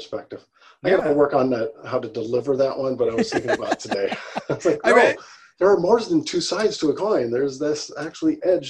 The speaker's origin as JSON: {"language": "English", "region": "California", "country": "United States", "tie": "born or raised there", "moved": "as an adult", "lives_now": "Chicago, United States", "said": "I grew up in California."}